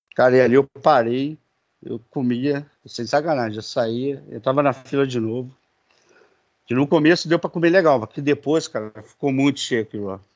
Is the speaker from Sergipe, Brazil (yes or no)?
no; Duque de Caxias, Rio de Janeiro, Brazil; now in Magé, Brazil; sou natural do Rio de Janeiro, da Baixada Fluminense, de Duque de Caxias. Hoje moro em Magé